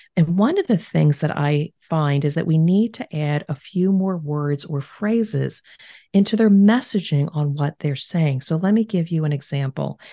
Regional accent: New Jersey, United States; moved away as an adult; now in Cincinnati, United States; we are originally from the East Coast of the United States, New Jersey, but I now reside in Cincinnati, Ohio

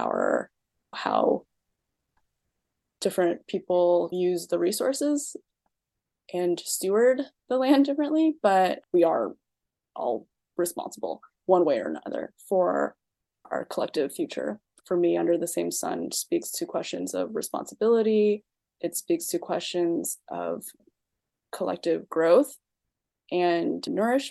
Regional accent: East Coast, United States; also born or lived in China / Pennsylvania / Boston; So I was born in China and I mostly grew up on the East Coast. I spent a lot of time in Boston Chinatown. And before that, I lived in a very predominantly white working class town in Pennsylvania.

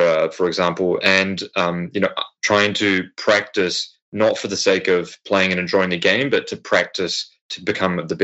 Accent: New Zealand; I'm from New Zealand

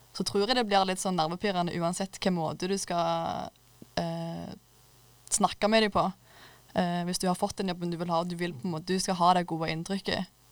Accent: Klepp, Rogaland, Norway; Jeg kommer fra Klepp eller ja, Stavanger

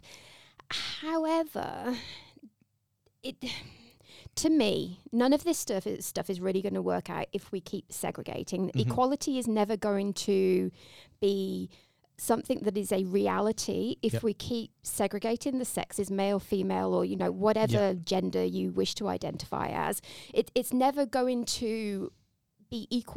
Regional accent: England, United Kingdom; now in Australia; I'm English.

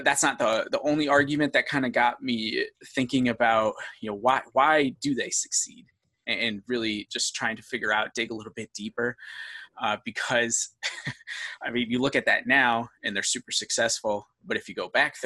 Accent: New York, United States; growing up in New York

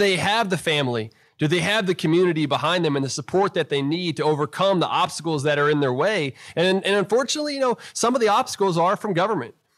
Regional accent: South Houston, Texas, United States; growing up in South Houston, Texas

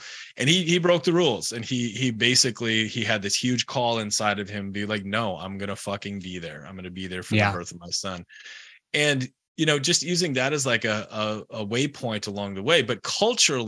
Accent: United States; I'm American

